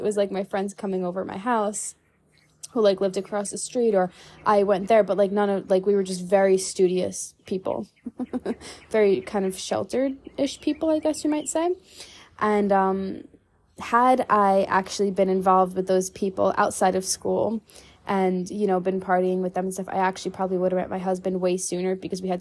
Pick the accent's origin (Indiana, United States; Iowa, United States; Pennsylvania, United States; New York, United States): New York, United States; now in Texas, United States; growing up in New York, you know, going out to expensive dinners